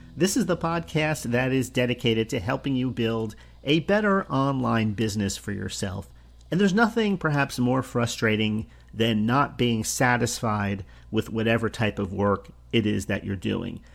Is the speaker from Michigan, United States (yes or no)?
no; New Jersey, United States; I grew up in New Jersey, the state of New Jersey